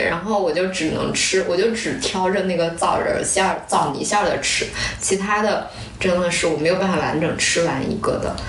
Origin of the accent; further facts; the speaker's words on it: northern China, China; now in Hangzhou, China; 像我作为北方人